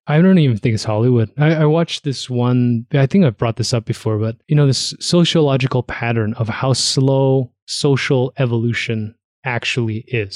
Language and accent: English; Toronto, Ontario, Canada; moved away as an adult; also born or lived in Hamilton; now in Calgary, Canada; I was growing up in Toronto